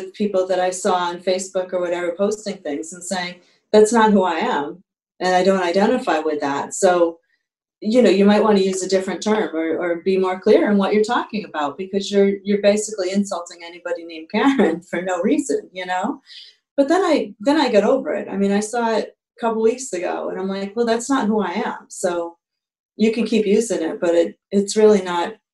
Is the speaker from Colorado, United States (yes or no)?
no; Massachusetts, United States; when I was growing up in Massachusetts